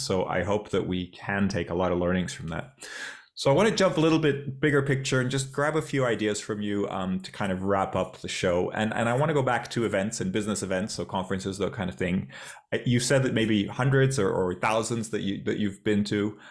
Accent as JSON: {"language": "English", "country": "Portugal", "moved": "yes", "said": "Portugal, my, my home country."}